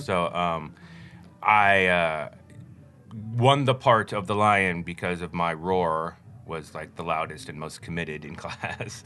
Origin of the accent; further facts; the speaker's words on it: Denver, Colorado, United States; I grew up in Colorado, Denver, Colorado